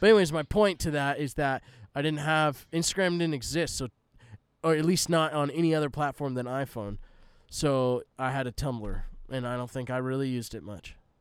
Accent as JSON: {"language": "English", "town": "Palm Desert", "region": "California", "country": "United States", "tie": "born or raised there", "also_born_or_lived": "Arizona / Tennessee", "moved": "as an adult", "said": "so I grew up in Southern California, Palm Desert specifically."}